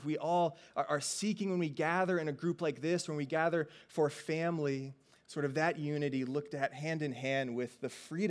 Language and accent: English; Virginia, United States; I grew up mostly in Virginia